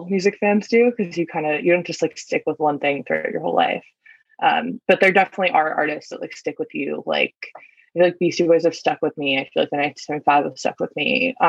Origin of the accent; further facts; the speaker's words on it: East Coast, United States; Cause I feel like everything has been so accessible, especially like growing up on the East Coast and stuff like that. And like just being in New York and everything.